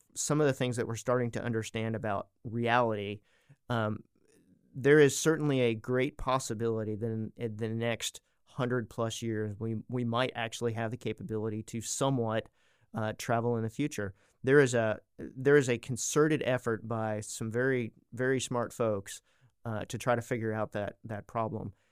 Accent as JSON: {"language": "English", "region": "East Coast", "country": "United States", "tie": "born or raised there", "moved": "as an adult", "lives_now": "Arkansas, United States", "said": "I grew up on the East Coast, so I'm not technically local, but I've been in Arkansas for about thirty years"}